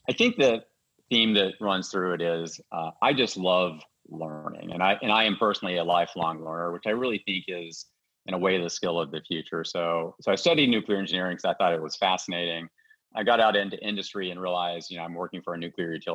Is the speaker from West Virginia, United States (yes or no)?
yes; West Virginia, United States; moved away; my home state of West Virginia. And I grew up in the, you know, 70s and 80s.